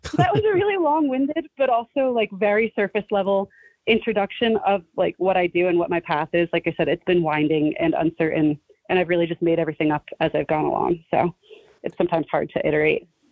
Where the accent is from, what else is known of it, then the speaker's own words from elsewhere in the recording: New Jersey, United States; I grew up in New Jersey, in North Jersey, not too far from New York City